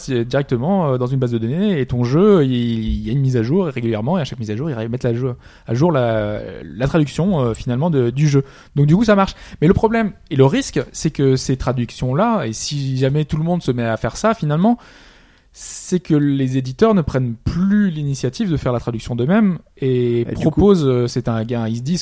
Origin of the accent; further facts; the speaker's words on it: France; On est français, on aime